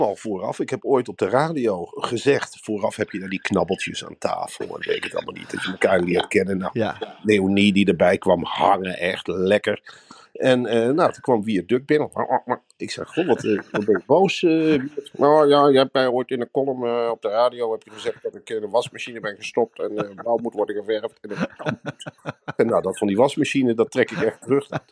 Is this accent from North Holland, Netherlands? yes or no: no; Arnhem, Gelderland, Netherlands; als Arnhemmer zijnde